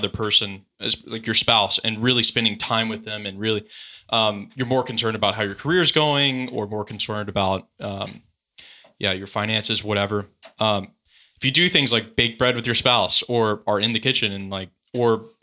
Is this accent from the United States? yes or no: yes; San Diego, California, United States; I'm from San Diego